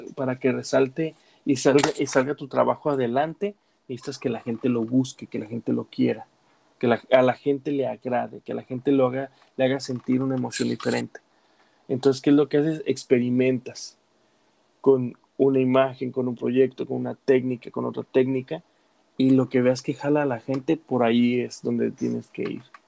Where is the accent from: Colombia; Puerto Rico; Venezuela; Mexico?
Mexico; now in United States; como latino mexicano